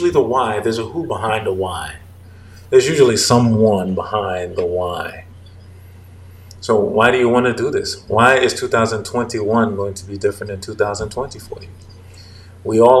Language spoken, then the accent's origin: English; United States; I'm an American